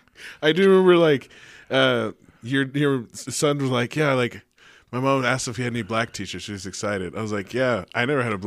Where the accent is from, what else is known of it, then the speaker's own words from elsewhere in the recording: Richmond, California, United States; moved away; So I used to live on Hilltop.